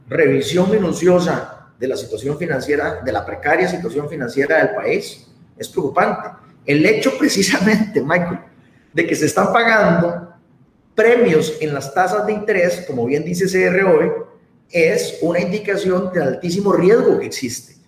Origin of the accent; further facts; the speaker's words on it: Costa Rica; los costarricenses